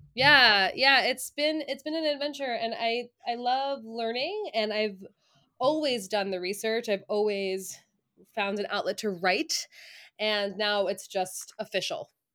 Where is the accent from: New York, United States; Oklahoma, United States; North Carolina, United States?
New York, United States; Long Island; moved away as an adult; also born or lived in Ithaca, New York; now in central New York, United States; I am originally from Long Island